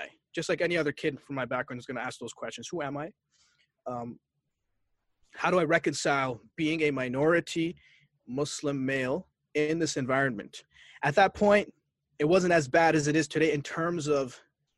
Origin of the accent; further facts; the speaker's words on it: Barrie, Ontario, Canada; also born or lived in Boston, Massachusetts, United States; I grew up in Canada